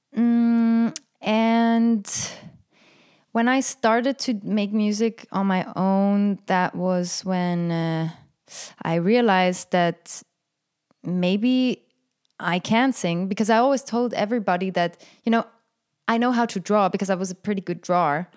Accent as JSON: {"language": "English", "town": "Frick", "region": "Aargau", "country": "Switzerland", "tie": "born or raised there", "said": "growing up in Frick in Canton Aargau, where I was the, I mean, for me, I was the only Arab"}